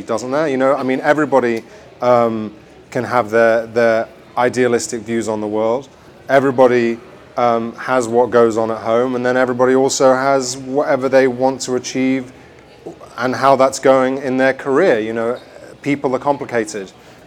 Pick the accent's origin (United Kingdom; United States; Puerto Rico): United Kingdom; England; when we were growing up in England